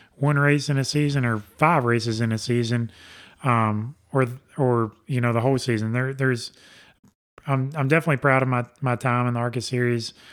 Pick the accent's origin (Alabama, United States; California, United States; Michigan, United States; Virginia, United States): Alabama, United States; I'm from Alabama